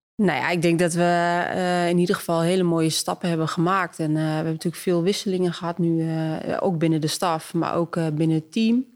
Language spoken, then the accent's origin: Dutch; Twente, Overijssel, Netherlands; ik kom ook maar uit Twente